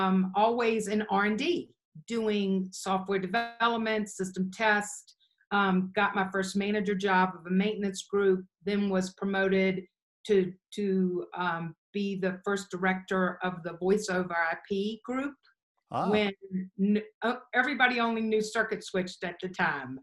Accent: McKenney, Virginia, United States; moved away as an adult; also born or lived in Chicago; now in Denver, United States; I grew up in Virginia

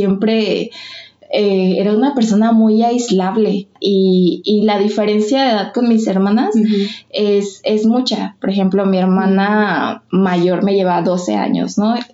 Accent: Michoacán, Mexico; tengo 23 años, soy de Michoacán, Europa, Michoacán.

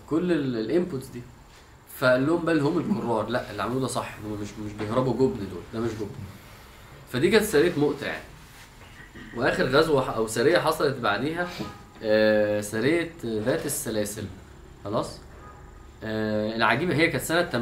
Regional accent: Egypt; انا فعلا من الحاجات اللي بشوف احنا كمصريين فعلا في كميه كرياتيفيتي في في الفكاهه والميمز فظيعه

